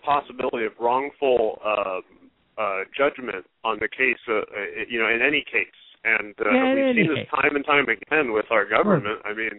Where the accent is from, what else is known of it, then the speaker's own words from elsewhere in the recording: San Jose, California, United States; I'm from San Jose.